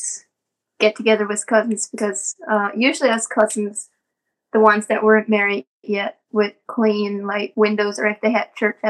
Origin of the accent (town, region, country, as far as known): Ohio, United States